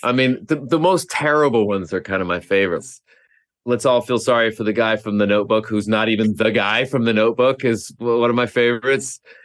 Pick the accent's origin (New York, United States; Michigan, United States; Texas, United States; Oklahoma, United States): Oklahoma, United States; I grew up in Oklahoma